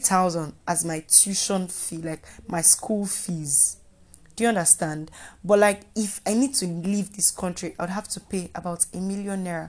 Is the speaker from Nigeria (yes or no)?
yes; Nigeria; being a Nigerian student